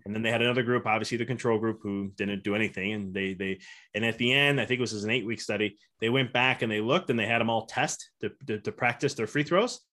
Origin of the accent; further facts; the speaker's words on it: Chicago, Illinois, United States; moved away as an adult; now in Knoxville, United States; I'm originally from Chicago